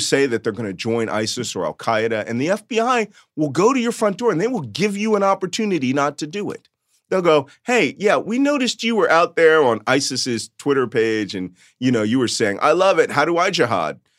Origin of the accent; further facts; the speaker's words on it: Philadelphia, Pennsylvania, United States; first language Yiddish; English is a second language; I grew up in Philadelphia, a Catholic kid in an Orthodox Jewish neighborhood.